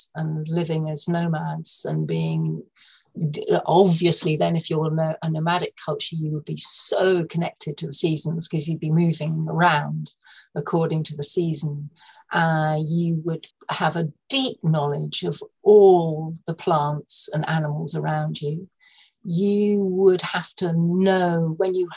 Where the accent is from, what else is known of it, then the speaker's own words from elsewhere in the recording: North Norfolk, East of England, United Kingdom; moved away; also born or lived in London; I grew up in North Norfolk with a deep connection to the sea